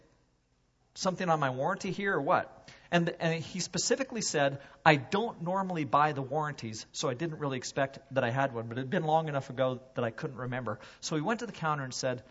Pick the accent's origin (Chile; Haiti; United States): United States; now in Canada; I'm from the States.